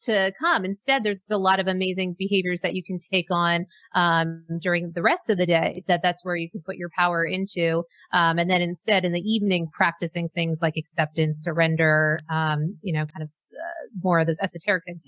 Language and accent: English; Maine, United States; moved away; I grew up in Maine